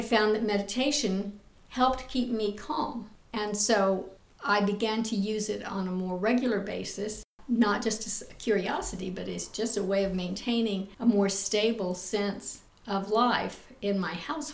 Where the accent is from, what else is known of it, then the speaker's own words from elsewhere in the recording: Midwest, United States; moved away as an adult; also born or lived in New York; I come from the Midwest, so it's a very solid, comforting background to come from.